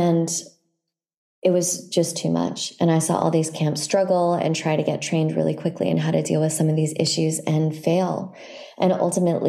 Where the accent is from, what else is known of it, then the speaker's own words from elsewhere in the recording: San Francisco, California, United States; I grew up in San Francisco